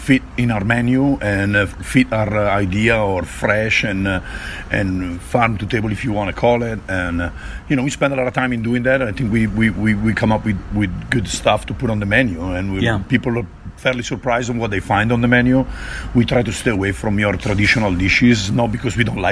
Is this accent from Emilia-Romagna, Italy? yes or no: no; Bergamo, Lombardy, Italy; moved away; I'm from Bergamo, a small city east of Milan, southeast of Como.